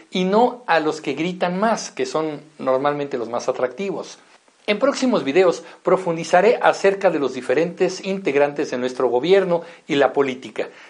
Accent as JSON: {"language": "Spanish", "country": "Mexico", "said": "Sí, nosotros como mexicanos también somos parte del problema."}